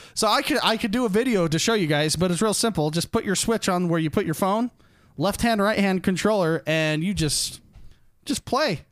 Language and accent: English; Utah, United States; I grew up in Utah